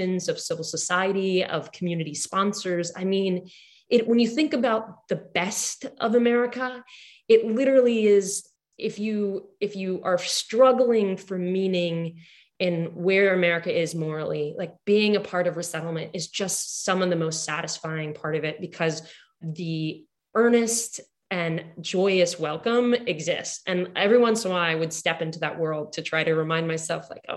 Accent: Houston, Texas, United States; I grew up in Houston

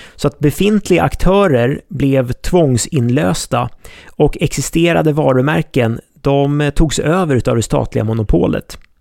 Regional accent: Sweden; oss svenskar

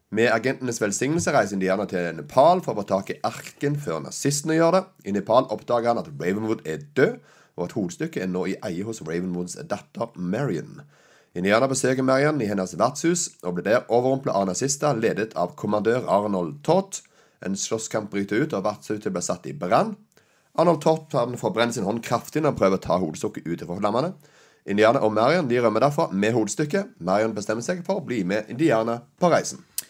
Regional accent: Sandnes, Rogaland, Norway; det gamle huset jeg vokste opp på Austrått i Sandnes

